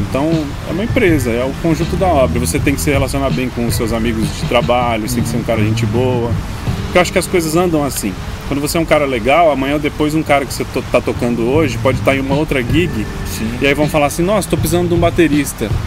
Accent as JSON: {"language": "Portuguese", "town": "Londrina", "region": "Paraná", "country": "Brazil", "said": "Eu sou de Londrina, Paraná"}